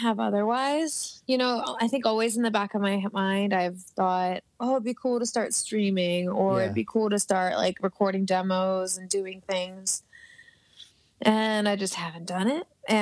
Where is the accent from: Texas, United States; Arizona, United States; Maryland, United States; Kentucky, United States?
Maryland, United States; Baltimore; moved away; I'm from Maryland, and I have a lot of connections on the East Coast